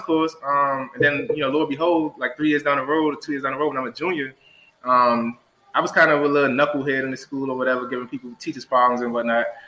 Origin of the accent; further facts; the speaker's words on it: Washington, District of Columbia, United States; also born or lived in Delaware; growing up in Ward 8, you definitely face a lot of challenges